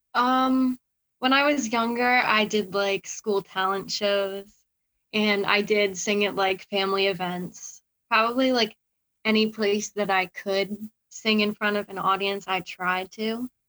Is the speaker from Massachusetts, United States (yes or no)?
yes; Massachusetts, United States; born or raised there